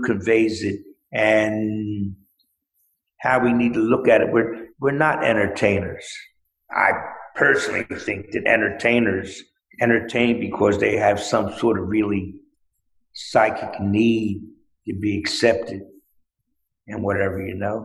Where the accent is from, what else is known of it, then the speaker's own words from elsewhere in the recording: Philadelphia, Pennsylvania, United States; I'm a Philadelphian.